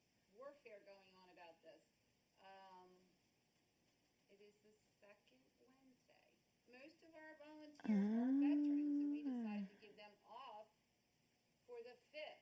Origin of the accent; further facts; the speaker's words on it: Pennsylvania, United States; moved away; I'm from Pennsylvania.